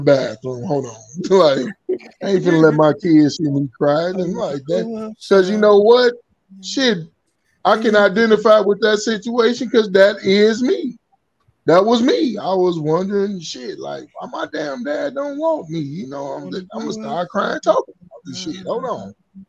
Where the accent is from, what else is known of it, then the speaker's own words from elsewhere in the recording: Chicago, Illinois, United States; I grew up in Chicago